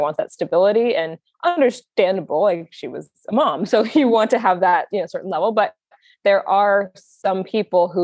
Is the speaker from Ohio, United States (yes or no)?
no; Manhattan Beach, California, United States; I'm from Manhattan Beach, California, which is just a little bit south of LAX